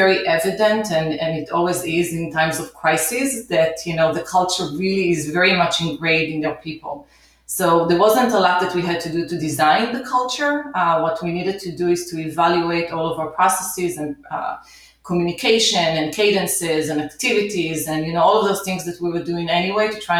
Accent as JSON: {"language": "English", "country": "Israel", "tie": "born or raised there", "also_born_or_lived": "New York City, United States", "moved": "as an adult", "lives_now": "United States", "said": "So I grew up in Israel, came to the U.S. in 1992"}